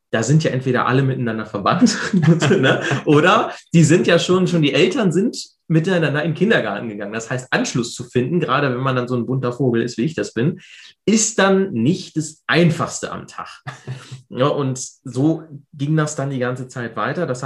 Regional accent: Hanover, Lower Saxony, Germany; Ich komme aus der Hannover Großstadt, direkt

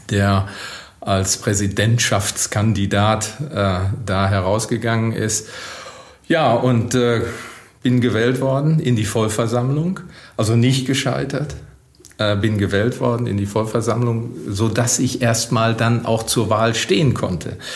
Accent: Witten, North Rhine-Westphalia, Germany; darf ich unseren Wirtschaftsbeirat in Witten nennen, ja, meine Heimatstadt.

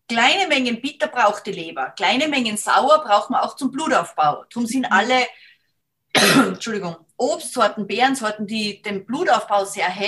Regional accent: Salzburg, Austria; wenn wir am Berg gegangen sind, bin aus Salzburg, da sind die, sind wir viel gegangen

